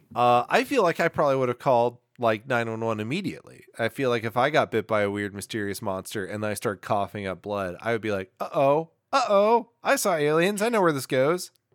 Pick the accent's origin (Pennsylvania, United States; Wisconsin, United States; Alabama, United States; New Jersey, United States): New Jersey, United States; Newark; I'm from Newark. I don't know how to do a Newark, New accent